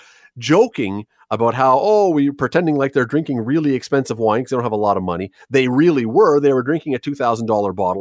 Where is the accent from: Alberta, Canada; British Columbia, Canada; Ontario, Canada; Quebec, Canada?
Ontario, Canada; Toronto; now in Hamilton, Canada; I'm from Toronto originally, yes, but I've chosen to live here.